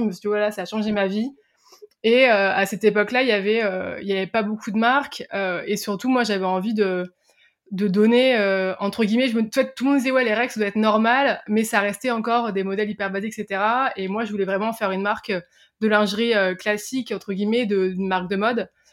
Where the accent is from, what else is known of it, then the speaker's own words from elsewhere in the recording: Picardy, Hauts-de-France, France; je viens de, je viens de Picardie, j'étais pas tous dans des grands lycées parisiens, je viens vraiment entre guillemets de la campagne profonde française.